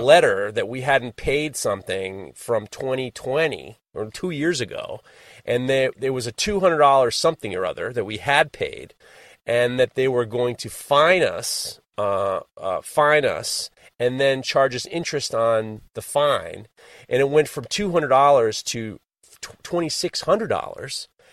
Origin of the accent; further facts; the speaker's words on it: New York, United States; I am a born and bred New Yorker